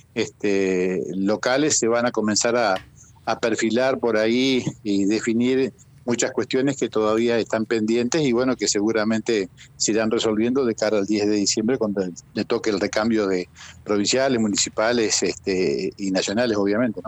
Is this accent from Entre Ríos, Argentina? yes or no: yes; María Grande, Entre Ríos, Argentina; estoy acá en María Grande, estoy acá en mi pueblo.